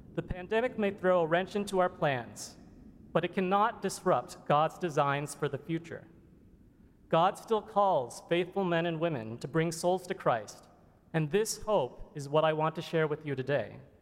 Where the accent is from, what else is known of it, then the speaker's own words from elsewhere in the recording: Florida, United States; moved away as an adult; also born or lived in Pennsylvania / North Carolina; I grew up in Florida, went to college at the University of Pennsylvania, and completed medical school at Duke University